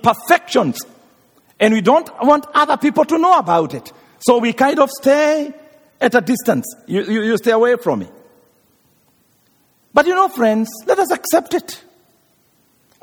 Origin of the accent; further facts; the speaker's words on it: Kenya; moved away; I come from Africa, and some places there people are very hungry. Even Kenya, right now we have drought of 2 years, no rain